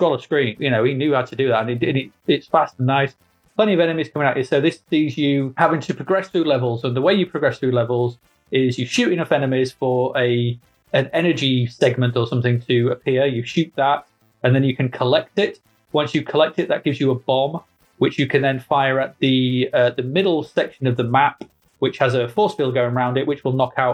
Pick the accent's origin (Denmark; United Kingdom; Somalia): United Kingdom; England; We're English.